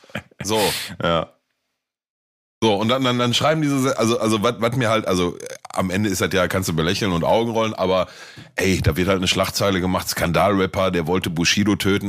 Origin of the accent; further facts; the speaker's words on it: Gelsenkirchen, North Rhine-Westphalia, Germany; bei uns in Gelsenkirchen, Ückendorf